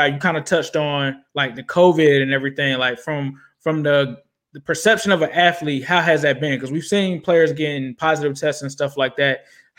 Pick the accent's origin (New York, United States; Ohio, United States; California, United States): Ohio, United States; Cincinnati; born or raised there